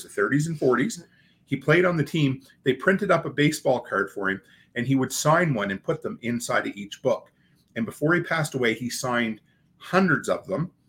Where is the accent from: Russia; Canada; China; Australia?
Canada; as a Canadian